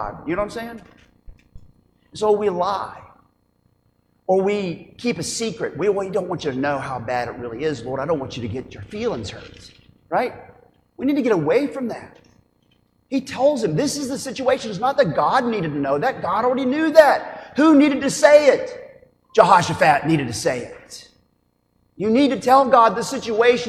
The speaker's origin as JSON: {"language": "English", "region": "Oklahoma", "country": "United States", "said": "as an Oklahoman"}